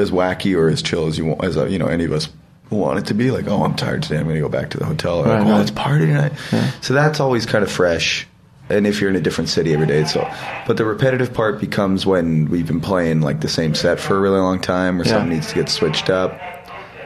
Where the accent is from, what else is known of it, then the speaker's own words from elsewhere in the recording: Edmonton, Alberta, Canada; nobody came to my hometown